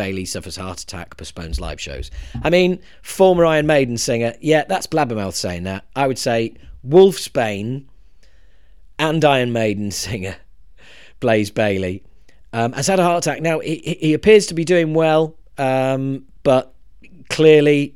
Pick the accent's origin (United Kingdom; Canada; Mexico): United Kingdom; us Brits